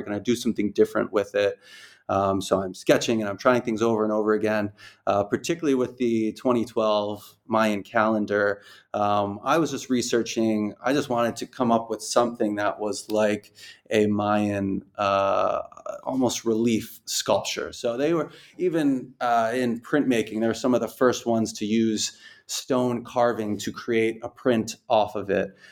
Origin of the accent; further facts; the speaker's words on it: Rhode Island, United States; moved away as an adult; now in Dubai, United Arab Emirates; I'm from Rhode Island